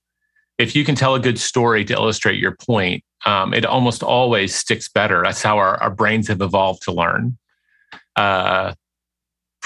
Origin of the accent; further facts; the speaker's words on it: Memphis, Tennessee, United States; moved away as an adult; also born or lived in Paris; now in Austin, United States; I grew up in Memphis, Tennessee, which is a big small town.